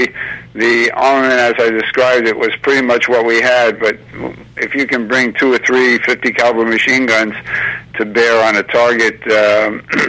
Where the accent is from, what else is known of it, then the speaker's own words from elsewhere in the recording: New York City, New York, United States; also born or lived in Long Island / Levittown; I grew up in New York City, and as a teenager on Long Island.